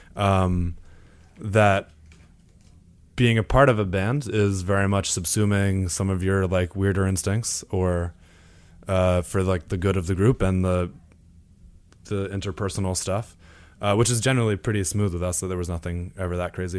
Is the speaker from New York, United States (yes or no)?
no; Imlaystown, New Jersey, United States; my town is very small. It's called, it's called Imlay's Town. But essentially, if you've ever been to Six Flags Great Adventure, I, I grew up five minutes from there.